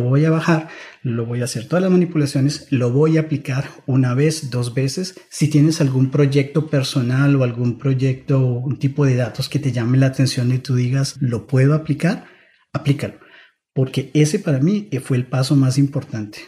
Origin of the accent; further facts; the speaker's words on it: Bogotá, Colombia; moved away as an adult; also born or lived in Germany / San Francisco Bay Area; now in San Francisco, United States; yo soy de Bogotá, Colombia. Crecí en Bogotá